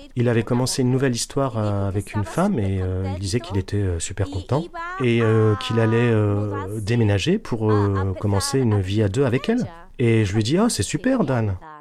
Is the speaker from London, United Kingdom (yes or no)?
yes; London, United Kingdom; first language Spanish; French is a second language; Je suis à moitié espagnole, à moitié italienne et je suis née ici.